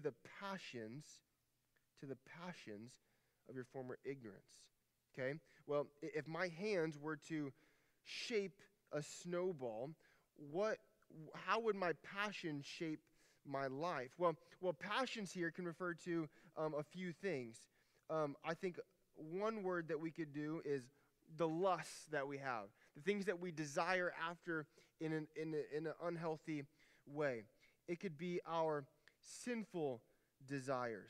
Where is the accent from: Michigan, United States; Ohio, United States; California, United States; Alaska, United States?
Alaska, United States; moved away; I'm from Alaska